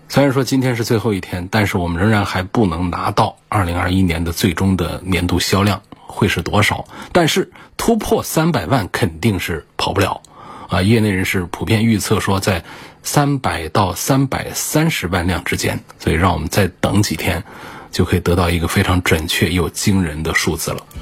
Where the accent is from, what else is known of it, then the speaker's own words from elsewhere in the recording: China; 我们中国人